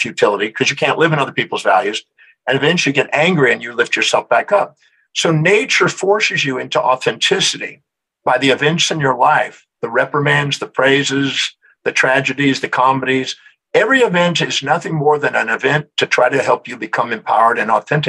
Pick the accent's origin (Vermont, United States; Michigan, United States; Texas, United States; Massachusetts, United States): Texas, United States; Houston; I'm originally from Houston, Texas